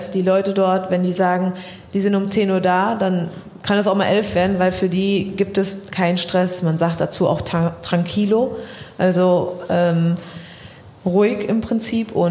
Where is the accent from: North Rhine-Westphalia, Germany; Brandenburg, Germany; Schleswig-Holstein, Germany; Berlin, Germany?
North Rhine-Westphalia, Germany; Siegen; now in Dortmund, Germany; ja klar, ich komme aus Siegen, es ist auch meine Heimat